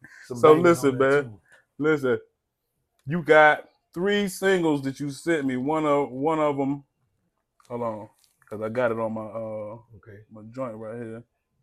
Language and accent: English; Polk County, Central Florida, United States; Yeah, I'm from Polk County, which is Central Florida, right there by between Orlando and Tampa.